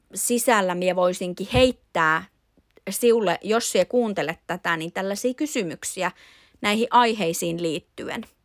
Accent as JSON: {"language": "Finnish", "town": "Imatra", "region": "South Karelia", "country": "Finland", "said": "minä on Imatralla asuva imatralainen nainen."}